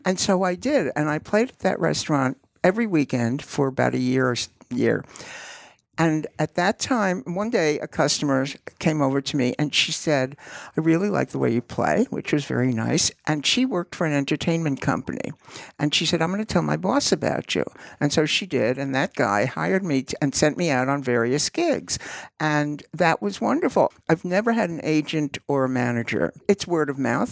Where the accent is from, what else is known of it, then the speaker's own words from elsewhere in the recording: New York City, New York, United States; I grew up in Queens